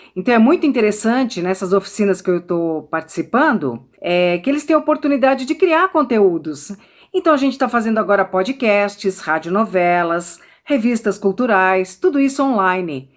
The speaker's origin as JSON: {"language": "Portuguese", "region": "São Paulo", "country": "Brazil", "said": "sou de São Paulo, tenho 9 anos."}